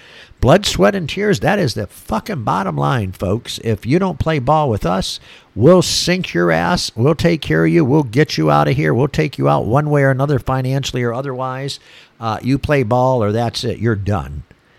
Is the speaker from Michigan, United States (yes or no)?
yes; Michigan, United States; now in Florida, United States; I see it up here in my old home state. You know, I was born and raised in Michigan.